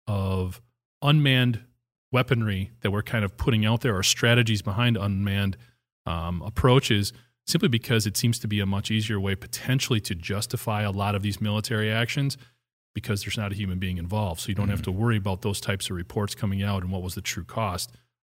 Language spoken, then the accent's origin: English; Hustisford, Wisconsin, United States; I don't live there anymore. My hometown, it's where I went to high school, where I grew up.